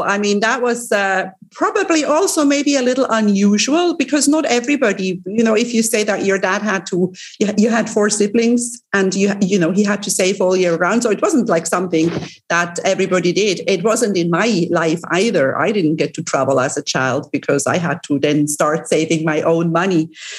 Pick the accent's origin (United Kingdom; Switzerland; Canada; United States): Switzerland; Lucerne; now in Cyprus; I am from Switzerland originally, even though I live in Cyprus, which is also a small country. But I grew up in Switzerland.